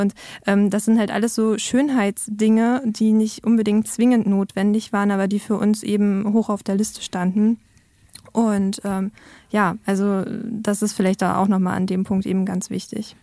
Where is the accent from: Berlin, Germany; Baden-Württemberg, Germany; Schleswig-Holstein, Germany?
Schleswig-Holstein, Germany; Neumünster; now in Cottbus, Germany; in Neumünster, in meiner Heimat gewesen, bei meinen Eltern